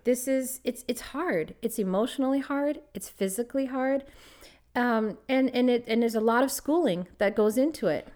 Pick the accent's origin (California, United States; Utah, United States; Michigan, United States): California, United States; Los Angeles; moved away as an adult; also born or lived in Toronto, Canada; I'm from Los Angeles